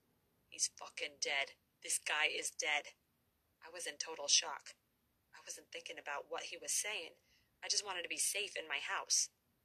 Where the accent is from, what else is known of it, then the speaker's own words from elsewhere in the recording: Brooklyn, New York, United States; When I grew up in Brooklyn, I lived in an area where there were mostly made guys.